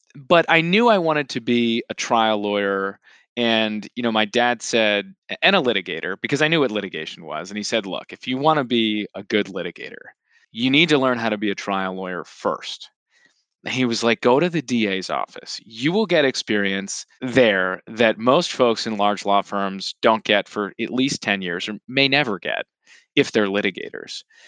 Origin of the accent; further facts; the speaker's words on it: Blue Bell, Pennsylvania, United States; moved away; I'm from just outside Philadelphia, Pennsylvania, town called Bluebell